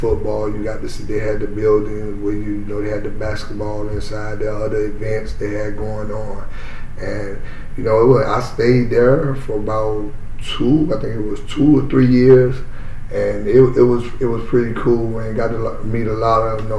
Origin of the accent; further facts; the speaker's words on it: Miami, Florida, United States; I grew up around the Liberty City area, the Carrot City area